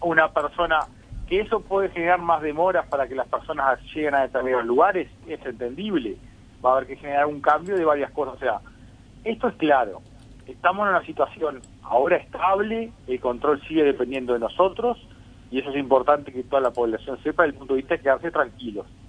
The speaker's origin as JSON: {"language": "Spanish", "country": "Uruguay"}